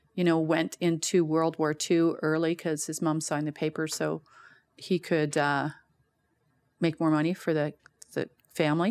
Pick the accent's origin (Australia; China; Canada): Canada; Guelph, Ontario; now in Calgary, Canada; born and raised in Guelph, Ontario.